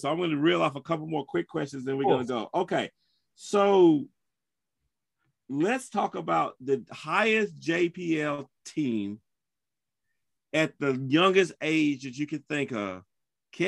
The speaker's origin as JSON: {"language": "English", "region": "North Carolina", "country": "United States", "tie": "born or raised there", "also_born_or_lived": "United Kingdom", "said": "I grew up in North Carolina"}